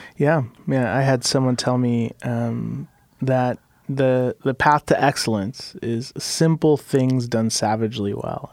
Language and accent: English; Mexico City, Mexico; now in Portland, United States; I was born in Mexico City